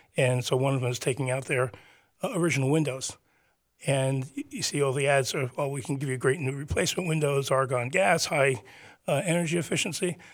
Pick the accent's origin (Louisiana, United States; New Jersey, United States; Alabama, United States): New Jersey, United States; Teaneck; the town that I grew up in, Teaneck